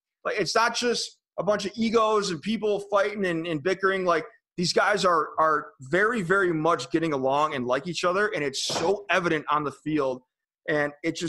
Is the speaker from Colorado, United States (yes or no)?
no; Lakewood, Ohio, United States; cruising around the mean streets of Lakewood, Ohio in high school